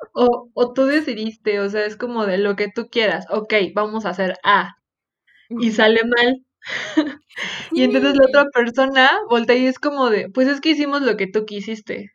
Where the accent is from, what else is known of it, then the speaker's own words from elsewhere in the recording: Mexico; como mexicanos nos encanta